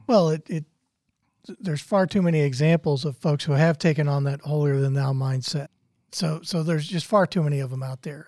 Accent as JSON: {"language": "English", "town": "St. Louis", "region": "Missouri", "country": "United States", "tie": "born or raised there", "said": "I grew up in Saint Louis where it's hard to throw a rock without hitting a Catholic."}